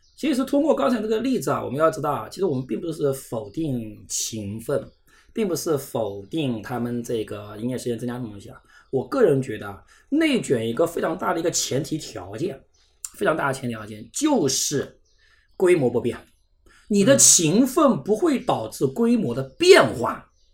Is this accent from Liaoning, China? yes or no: no; Zhejiang, China; 像我们浙江这边一本录取率大概百分之十三